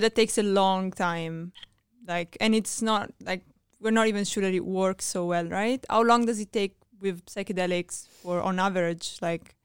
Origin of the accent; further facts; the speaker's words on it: Italy; I'm from Italy